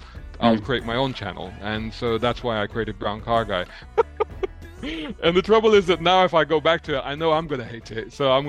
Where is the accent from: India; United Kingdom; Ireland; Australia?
United Kingdom; London; I grew up in Islington in central London, and near Central Street. So it's sort of between Barbican and Moorgate, around that area.